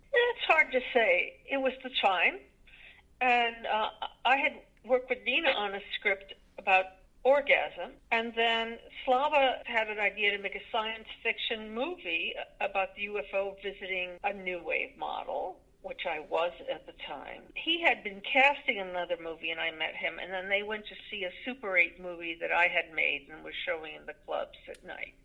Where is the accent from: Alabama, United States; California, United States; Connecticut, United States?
Connecticut, United States; in Connecticut, the town I was born